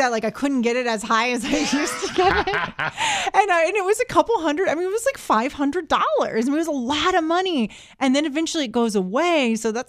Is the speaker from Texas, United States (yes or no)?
yes; The Woodlands, Texas, United States; I grew up in the Woodlands.